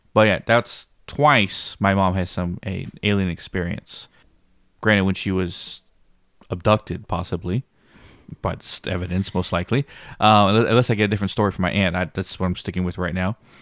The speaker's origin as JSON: {"language": "English", "town": "Blanco", "region": "Texas", "country": "United States", "tie": "born or raised there", "said": "this is my hometown, Blanco, the same town that the ranch is"}